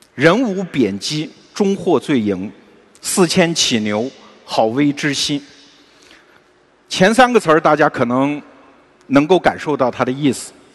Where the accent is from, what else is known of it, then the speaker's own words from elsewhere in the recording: China; 我们中国人其实相信一种叫循环史观